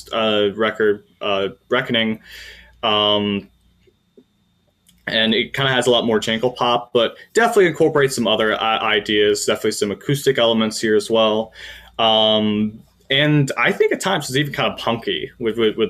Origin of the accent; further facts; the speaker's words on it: Cleveland, Ohio, United States; I was born in Cleveland